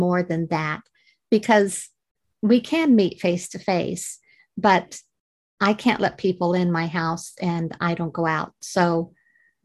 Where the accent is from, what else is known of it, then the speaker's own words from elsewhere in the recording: Missouri, United States; moved away as an adult; also born or lived in Georgia, United States; now in United Kingdom; I originate from Missouri